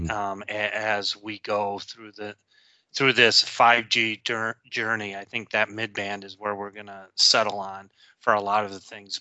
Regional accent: Detroit, Michigan, United States; I grew up in the Detroit area

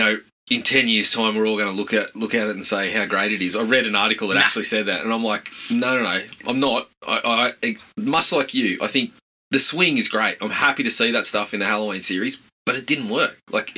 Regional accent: Australia; We grew up in Australia.

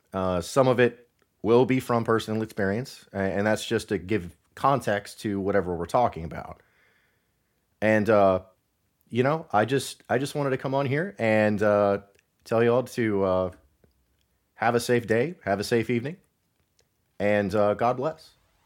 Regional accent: Northwest Ohio, United States; moved away; I'm originally from Northwest Ohio

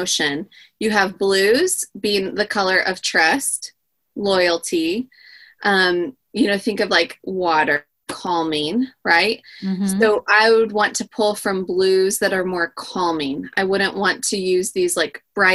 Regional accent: California coast, United States; growing up on the California coast

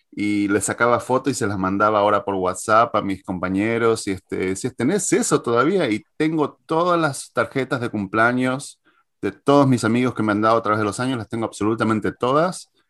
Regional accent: Argentina; now in United States; Yo me acuerdo que cuando me mudé desde Argentina hacia Estados Unidos, en el 2001, la mitad lo que más me traje fueron esos recuerdos.

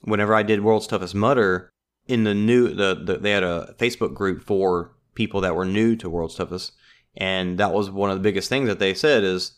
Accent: Louisiana, United States; I mean, I'm from South Louisiana.

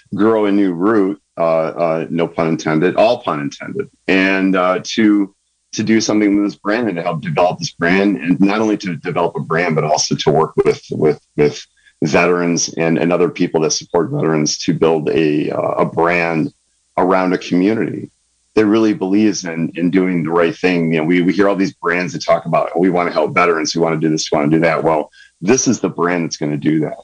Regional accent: San Diego, California, United States; moved away as an adult; also born or lived in Michigan; now in Sonoma County, United States; growing up in San Diego, uh, pre military

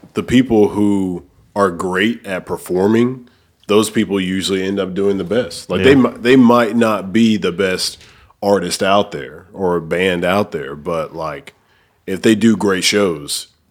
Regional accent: Oneonta, Alabama, United States; moved away as an adult; also born or lived in Cordova, Memphis, Tennessee; now in Memphis, United States; Northeast Alabama. It's I'm from Oneonta. It's a small town outside of like Gaston.

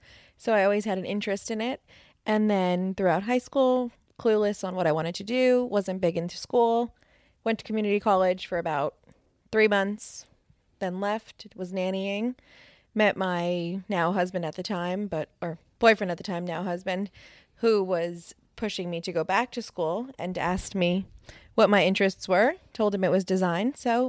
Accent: New Jersey, United States; also born or lived in Los Angeles, California; I'm from New Jersey.

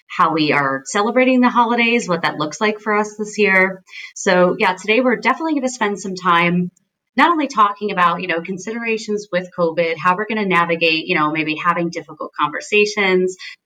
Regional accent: Scranton, Pennsylvania, United States; moved away; My entire family is back in Scranton, Pennsylvania.

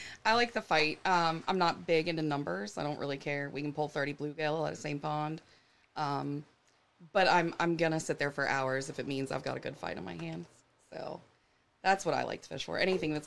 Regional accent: Florida, United States; moved away; I grew up in Florida, the Gulf of Mexico

